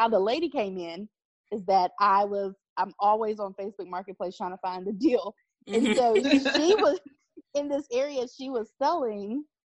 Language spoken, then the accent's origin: English; Ohio, United States; also born or lived in West Virginia; So it's a mixture of Ohio and West Virginia. And I say that because I just kind of flopped between the two as I was growing up.